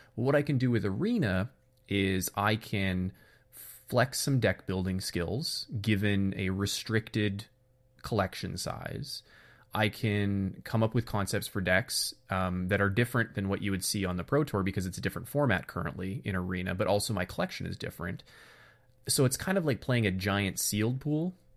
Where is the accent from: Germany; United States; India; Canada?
Canada; being Canadian